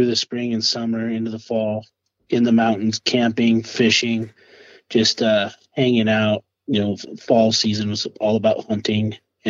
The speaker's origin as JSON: {"language": "English", "town": "Palisade", "region": "Colorado", "country": "United States", "tie": "born or raised there", "also_born_or_lived": "Grand Junction, Colorado", "said": "I was born in Grand Junction, grew up in Palisade, a little town just east of the big city. Known for Palisade peaches, and lived there my whole upbringing."}